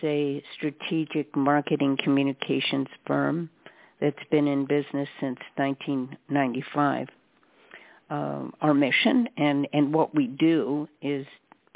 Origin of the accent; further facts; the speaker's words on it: Los Angeles, California, United States; I grew up in the San Fernando Valley, which, as you know, is part of Los Angeles